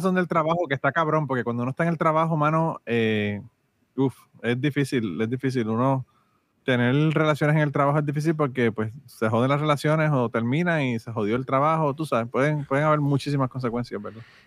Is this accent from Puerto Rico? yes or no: yes; Utuado, Puerto Rico; moved away; yo estaba en Utuado, en mi querido pueblo de Utuado